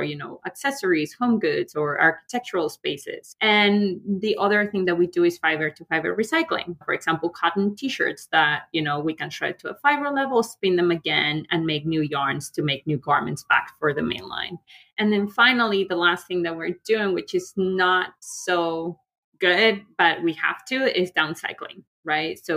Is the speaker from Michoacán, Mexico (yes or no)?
no; León, Guanajuato, Mexico; moved away as an adult; now in New York, United States; I'm from León, Guanajuato. León is like a big leather and shoe industry. Like my father had a shoe factory. Some of my family members have tanneries. So kind of like I grew up in that world